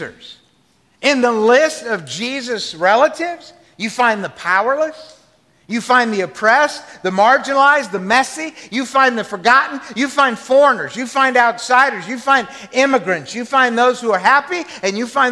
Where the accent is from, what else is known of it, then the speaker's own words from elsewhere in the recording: the South, United States; I grew up in the South